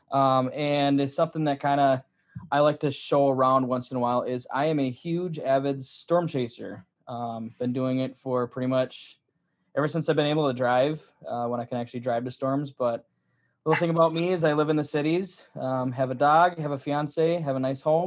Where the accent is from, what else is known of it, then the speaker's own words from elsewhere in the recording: Midwest, United States; growing up in the Midwest